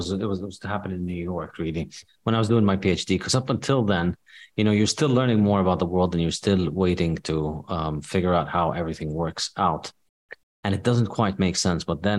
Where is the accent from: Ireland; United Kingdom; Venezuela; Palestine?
Palestine; West Bank; also born or lived in Saudi Arabia / Rio de Janeiro, Brazil / Jordan; So I was born in the West Bank in Palestine. And then as a kid, I lived for a few years in Saudi Arabia, for about 6 years in Saudi Arabia. And then we lived for 2 years in Brazil, in Rio de Janeiro.